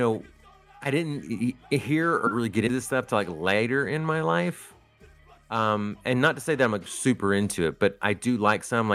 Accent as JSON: {"language": "English", "region": "Northeast Arkansas", "country": "United States", "tie": "born or raised there", "said": "I grew up in Northeast Arkansas"}